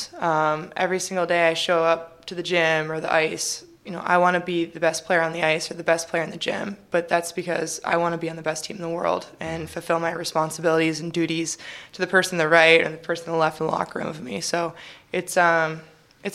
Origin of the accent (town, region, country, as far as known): Illinois, United States; born or raised there; also born or lived in California